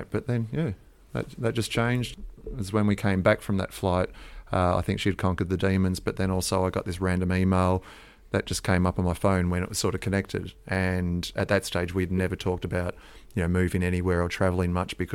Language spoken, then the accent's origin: English; Australia; I come from Australia